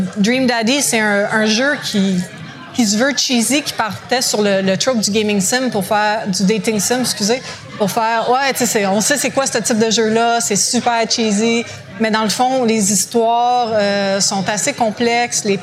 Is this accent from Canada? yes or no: yes; Montreal, Quebec, Canada; notre aventure se passe en anglais, mais étant montréalais, on est tous bilingues.